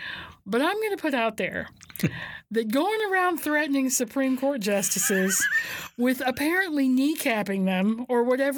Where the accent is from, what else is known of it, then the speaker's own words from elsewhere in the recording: the South, United States; I know that I'm from the South